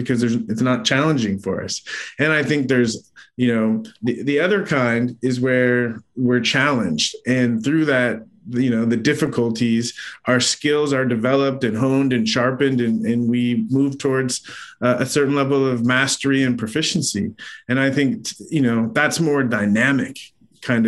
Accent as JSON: {"language": "English", "town": "San Diego", "region": "California", "country": "United States", "tie": "born or raised there", "said": "I grew up in San Diego"}